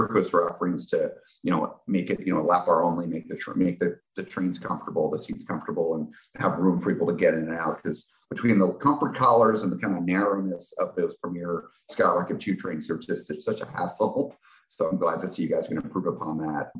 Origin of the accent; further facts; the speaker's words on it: New Jersey, United States; I grew up in New Jersey